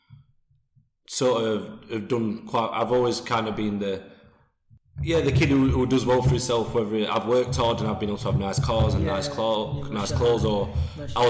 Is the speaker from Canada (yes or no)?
no; Sheffield, Yorkshire and the Humber, United Kingdom; I grew up in Firth Park.